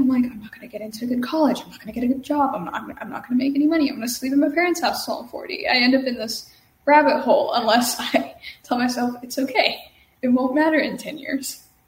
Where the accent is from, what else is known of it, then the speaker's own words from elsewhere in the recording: Dallas-Fort Worth Metroplex, Texas, United States; I'm from the DFW Metroplex in Texas